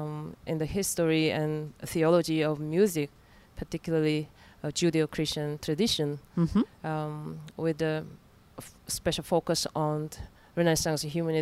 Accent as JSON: {"language": "English", "country": "South Korea", "also_born_or_lived": "United Kingdom / Canada", "moved": "yes", "lives_now": "Netherlands", "said": "But mainly based in the Netherlands. But I originally came from South Korea. Mm-hmm. I lived in different parts of the world, in Britain, also Canada, and now in Netherlands."}